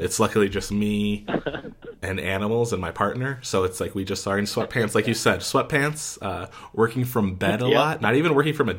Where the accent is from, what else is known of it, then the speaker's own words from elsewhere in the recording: Scranton, Pennsylvania, United States; also born or lived in York County, Pennsylvania; Yeah, so I'm from Scranton, and then I lived for 6 months down in York County, so closer to Carlisle.